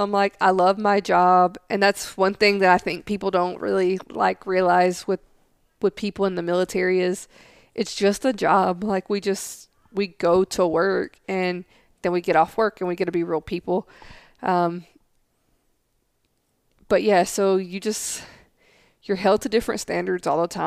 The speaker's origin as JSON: {"language": "English", "region": "the South", "country": "United States", "accent": "southern", "said": "they can't understand what I'm saying because my accent's so strong. Um, so I mean, I would be in the schoolhouse for hours just trying to say words like without a southern accent on them."}